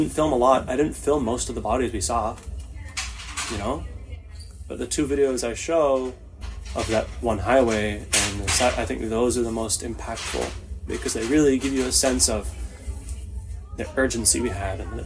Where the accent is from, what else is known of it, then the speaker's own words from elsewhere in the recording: Toronto, Ontario, Canada; moved away as an adult; now in Israel; I grew up in Etobicoke, Queensway and Royal York in the late 90s, early 2000s